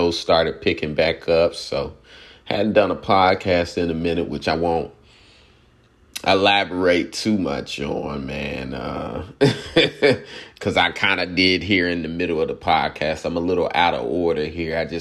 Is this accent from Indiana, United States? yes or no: yes; Indianapolis, Indiana, United States; I'm from Indianapolis, Cincinnati, right down the road